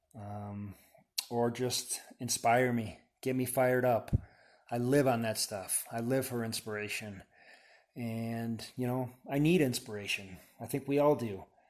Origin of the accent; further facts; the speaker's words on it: Wisconsin, United States; now in Boulder, United States; I'm from Wisconsin originally